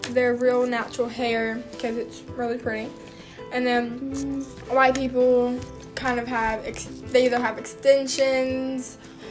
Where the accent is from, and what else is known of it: Texas, United States